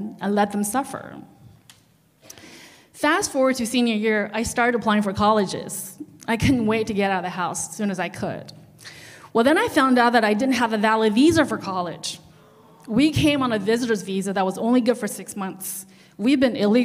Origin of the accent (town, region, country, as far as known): China; English is a second language; moved away